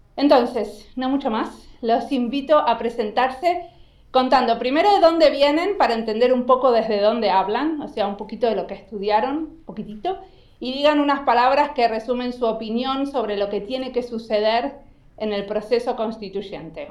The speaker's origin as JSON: {"language": "Spanish", "country": "Argentina", "moved": "as an adult", "lives_now": "Finland", "said": "claro que soy argentina y vivo hace 20 años en Finlandia"}